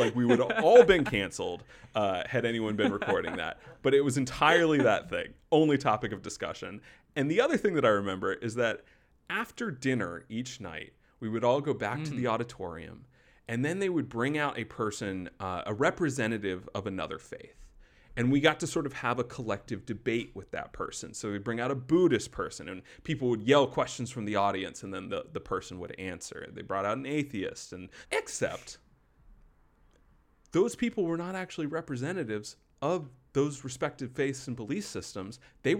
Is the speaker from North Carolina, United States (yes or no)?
yes; Wake Forest, North Carolina, United States; moved out of my hometown of Wake Forest, North Carolina, kept the name, and just set up shop 3 hours down the road